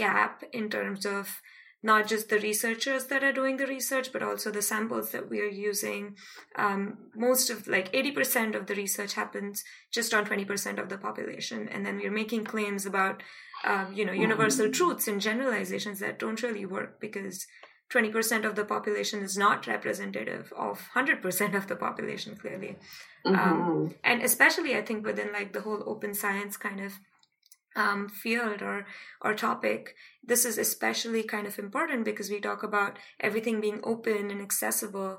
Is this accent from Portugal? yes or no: no; India; moved away as an adult; also born or lived in Australia; I come from India